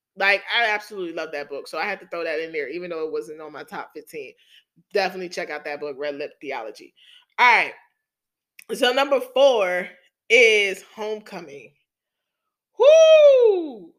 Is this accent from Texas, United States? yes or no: no; New York City, New York, United States; accent: New York; my hometown, New York City